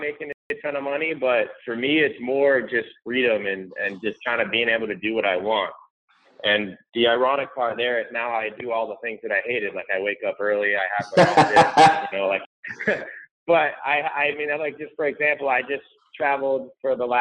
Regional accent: St. Petersburg, Florida, United States; I live and grown up here in St. Petersburg, Florida

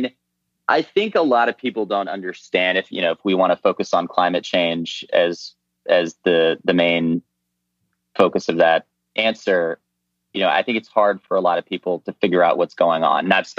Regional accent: Midwest, United States; I'd always wanted to go to Alaska. I'd read books about Alaska growing up in the Midwest.

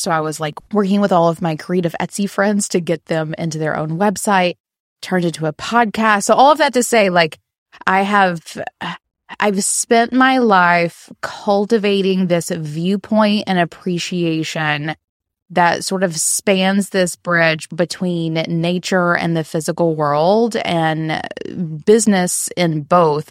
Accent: the South, United States; I am from the South in the U S

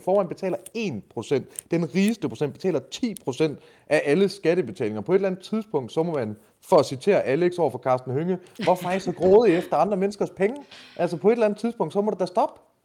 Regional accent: Denmark; first language Danish; jeg er for jysk

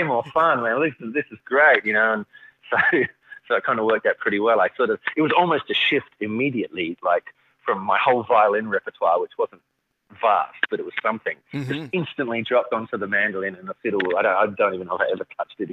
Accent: Adelaide, South Australia, Australia; moved away; I'm from Adelaide, which is right down south central coast of Australia

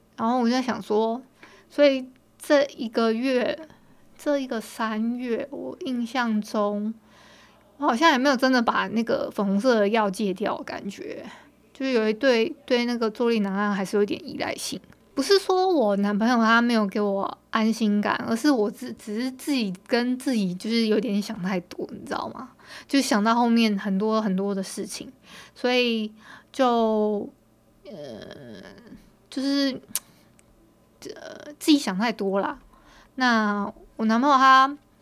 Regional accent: Hualien County, Taiwan; 我们今天我们花莲这边是大太阳的

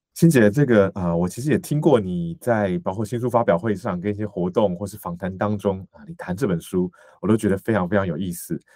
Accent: Taiwan; 我自己在台湾出生长大

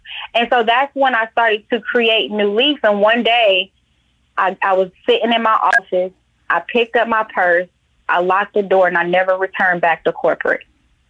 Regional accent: Atlanta, Georgia, United States; my last location where I got transferred from my job was Atlanta, my hometown.

